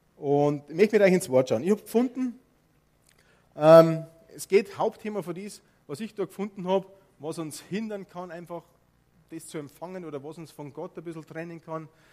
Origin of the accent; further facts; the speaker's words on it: Bavaria, Germany; accent: Bavarian; ich bin aufgewachsen in Bayern